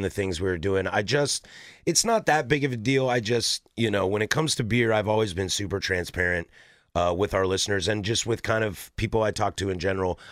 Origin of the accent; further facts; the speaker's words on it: Spokane, Washington, United States; I was born in Spokane and went to school at Wazoo.